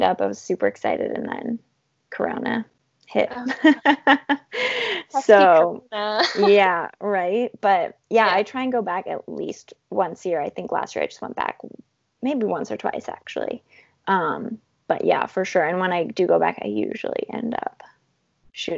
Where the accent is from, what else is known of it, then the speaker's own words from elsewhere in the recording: Calgary, Alberta, Canada; moved away as an adult; now in Ottawa, Canada; I'm actually from Calgary.